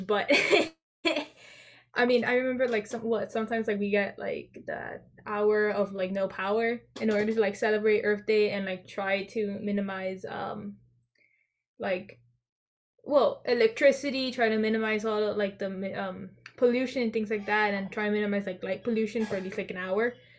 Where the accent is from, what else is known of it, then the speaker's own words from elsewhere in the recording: Florida, United States; I am a 17 year old junior uh, from Florida